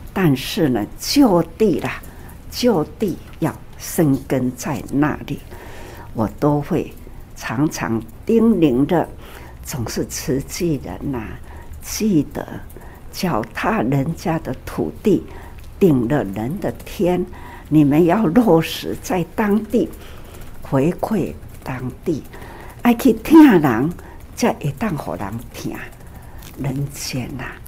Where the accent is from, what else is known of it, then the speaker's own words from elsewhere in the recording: Taiwan; 我们在台湾也是祖先 出来的时候，它也是移民啊